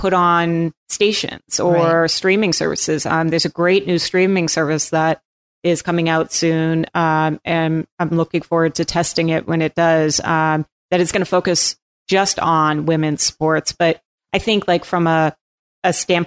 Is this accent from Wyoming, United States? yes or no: no; Cape Cod, Massachusetts, United States; moved away; I'm from Cape Cod